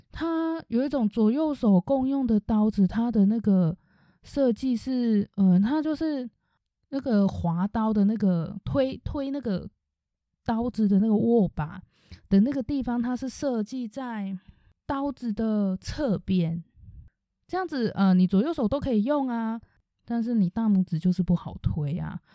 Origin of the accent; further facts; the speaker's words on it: Taichung, Taiwan; 因为其实我是台中人